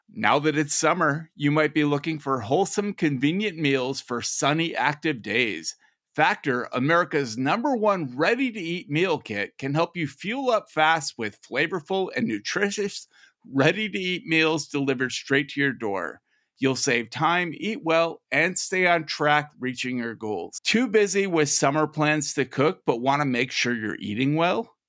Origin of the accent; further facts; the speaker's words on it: Minnesota, United States; I'm from Minnesota